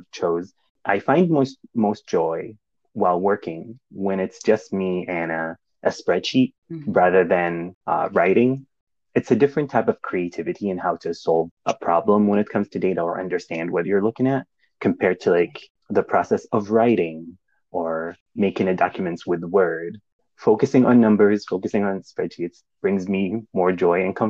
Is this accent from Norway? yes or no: no; Saudi Arabia; moved away as an adult; also born or lived in Kansas, United States; now in Indiana, United States; I grew up in Saudi Arabia